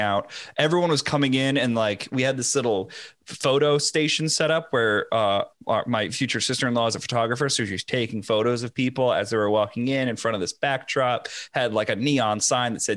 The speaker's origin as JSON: {"language": "English", "region": "Connecticut", "country": "United States", "tie": "born or raised there", "said": "I grew up with him in Connecticut"}